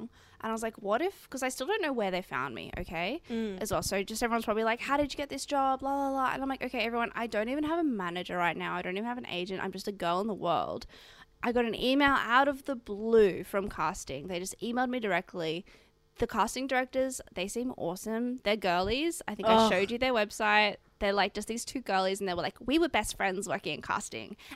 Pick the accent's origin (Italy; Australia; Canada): Australia; I'm Australian as well